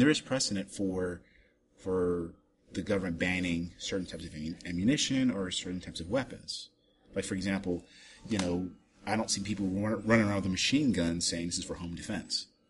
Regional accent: Germany; moved away; I grew up in Germany

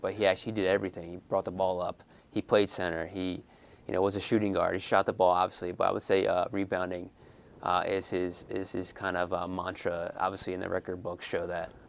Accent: Philadelphia, Pennsylvania, United States; I'm from Philadelphia myself

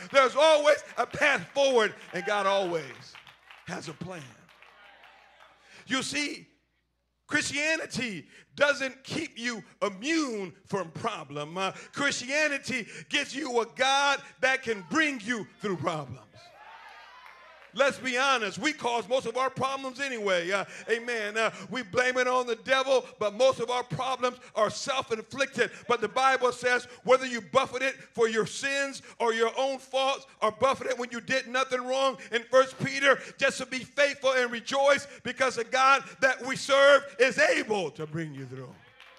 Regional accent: Liberia; I was raised in Liberia, West Africa, and they don't have the best means of irrigation and farming and fertilizing in agricultural society.

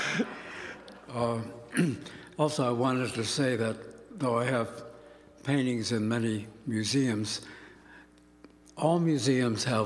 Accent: Pittsburgh, Pennsylvania, United States; moved away; I grew up in Pittsburgh

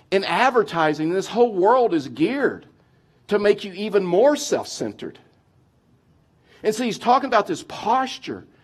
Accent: Texas, United States; now in Colorado, United States; I've been in Colorado, moved from Texas. You probably didn't realize that. I've lost my accent or working on it.

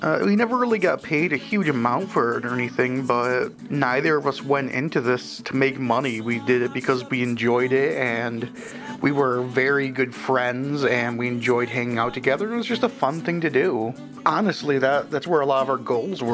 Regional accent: Port Huron, Michigan, United States; now in Saginaw, United States; I'm originally from Port Huron, Michigan

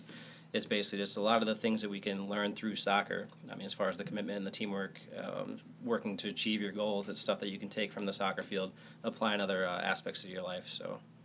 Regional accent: Michigan, United States; moved away; grew up in Michigan, is a great place to grow up

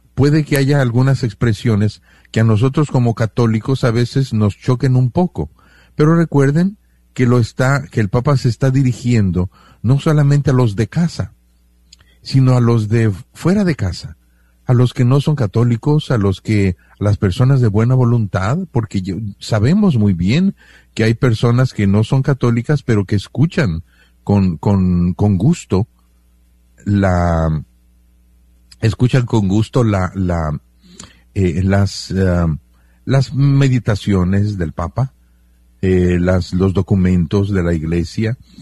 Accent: Mexico; Yo me siento bien mexicano

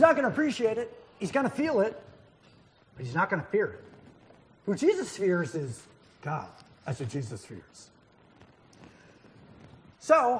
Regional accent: New Hampshire, United States; I grew up in New Hampshire

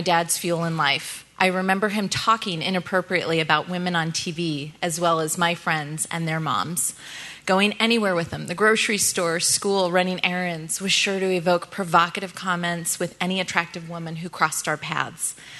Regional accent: Northern California, United States; I grew up in Northern California with my mom, my dad, and one younger brother

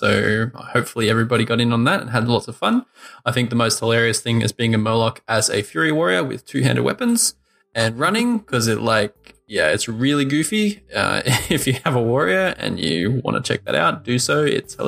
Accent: Australia; as an Australian

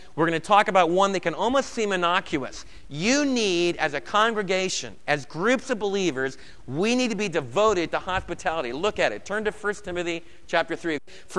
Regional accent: Brooklyn, New York, United States; Now, I was raised in New York. If you haven't gathered from my accent, I think most of it's gone, but I can still talk about Torrey and Torrey Avenue in Brooklyn or the water. And I was raised back east.

